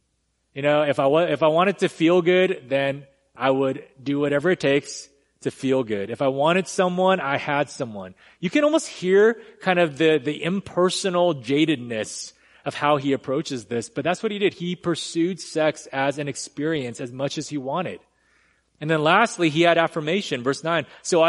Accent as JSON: {"language": "English", "region": "California", "country": "United States", "lives_now": "Texas, United States", "said": "So I came from California. I had to just admit that, get that off my chest. But when I first moved here, I remember everything was as they said. Everything's bigger in Texas"}